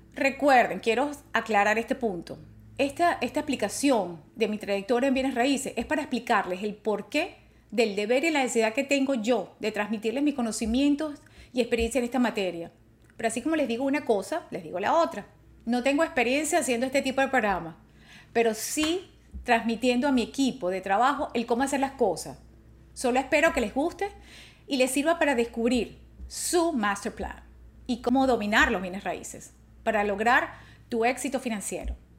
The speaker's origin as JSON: {"language": "Spanish", "country": "Venezuela", "also_born_or_lived": "New Orleans, Louisiana", "moved": "yes", "said": "me gradué de abogado en Caracas, Venezuela"}